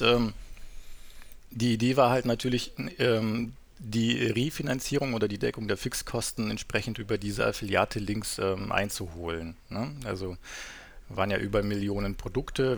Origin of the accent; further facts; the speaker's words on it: Southern Germany, Germany; moved away as an adult; also born or lived in North Sea coast; ich bin ja in, im Süden aufgewachsen, bin dann irgendwann an die Nordsee gezogen